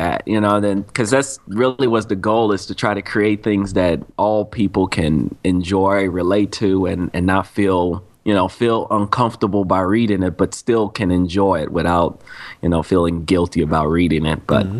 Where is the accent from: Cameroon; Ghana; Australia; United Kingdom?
Cameroon; now in United States; I remember I was born in Cameroon, Africa.